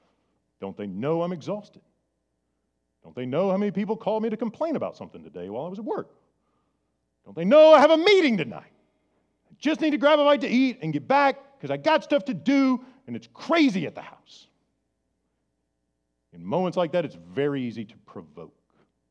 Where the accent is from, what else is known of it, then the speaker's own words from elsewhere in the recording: Ireland; I'm Irish. I used to have red hair. We have a temper.